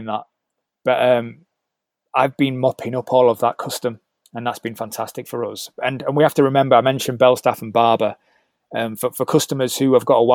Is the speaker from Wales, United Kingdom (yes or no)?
no; Leeds, Yorkshire and the Humber, United Kingdom; Leeds, which is my hometown